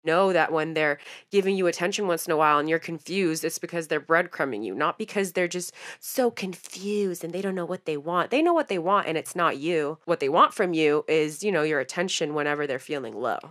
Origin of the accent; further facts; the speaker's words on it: San Francisco, California, United States; We're from the Bay Area, San Francisco